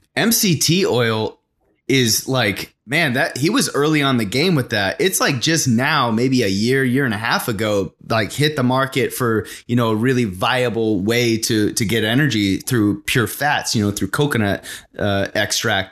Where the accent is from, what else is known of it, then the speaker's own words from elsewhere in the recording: Arizona, United States; getting out of my small town I was in through soccer to kind of get to college. And so I busted it uh, sophomore year playing with a, a Premier League down in uh, a, a big city. I was uh, about an hour and a half away in Phoenix. I'm from Arizona